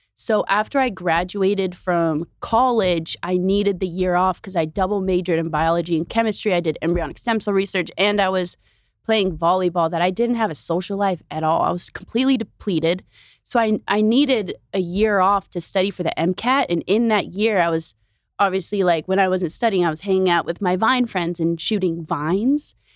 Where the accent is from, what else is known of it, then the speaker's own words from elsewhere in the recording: Oregon, United States; moved away as an adult; also born or lived in Bay Area; now in Los Angeles, United States; I'm from Oregon, and my family just moved to L